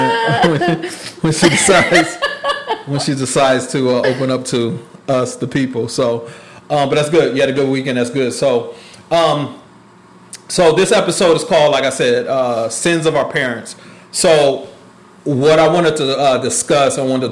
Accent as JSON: {"language": "English", "town": "Oakland", "region": "California", "country": "United States", "tie": "born or raised there", "said": "I was born in Oakland, California"}